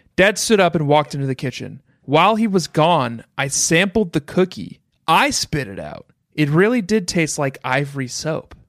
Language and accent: English; Minnesota, United States; growing up in Minnesota